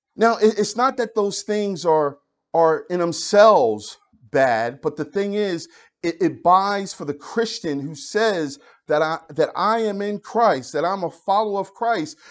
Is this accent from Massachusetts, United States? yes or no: no; Philadelphia, Pennsylvania, United States; I grew up in Philadelphia